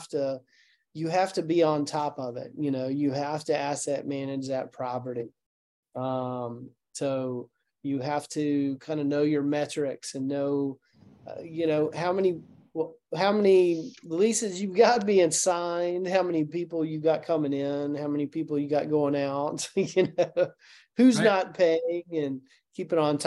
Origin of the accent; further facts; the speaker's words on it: Chattanooga, Tennessee, United States; I'm from Chattanooga